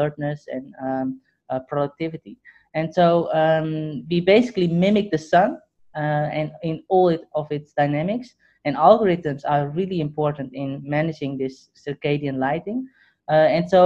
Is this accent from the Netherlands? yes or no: yes; Netherlands; moved away; also born or lived in Hong Kong; I grew up in the Netherlands.